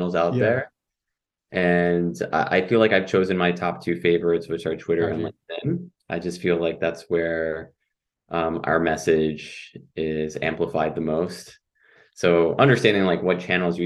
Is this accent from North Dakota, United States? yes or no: no; New York City, New York, United States; also born or lived in Mamaroneck, Westchester County / San Pedro Sula, Honduras (family); now in Buffalo, United States; I was born and raised in Manhattan and Floral Park, Queens